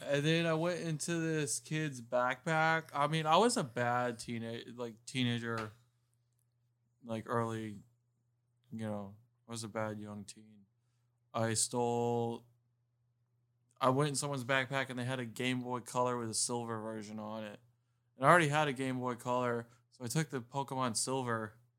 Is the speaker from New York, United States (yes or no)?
no; Miami, Florida, United States; also born or lived in Homestead, Florida; I grew up in Miami, I was born in Miami, but when I was about thirteen, fourteen years old, we moved to Homestead